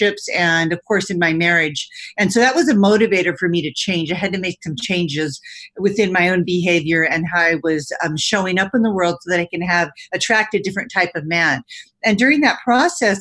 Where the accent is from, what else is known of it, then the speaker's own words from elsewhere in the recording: California, United States; my parents immigrated from Italy. I spent most of my life in California.